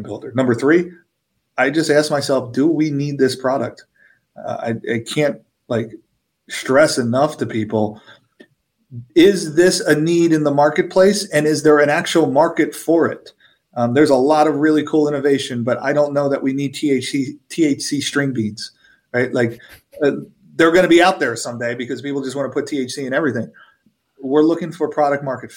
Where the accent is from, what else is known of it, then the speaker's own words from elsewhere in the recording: Philadelphia, Pennsylvania, United States; I'm from Philadelphia